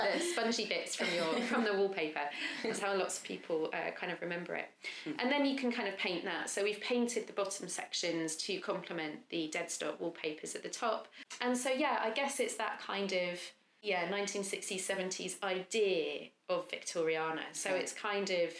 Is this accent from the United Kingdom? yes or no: yes; Lowestoft, East of England, United Kingdom; moved away; also born or lived in London; I grew up in a seaside town called Lowestoft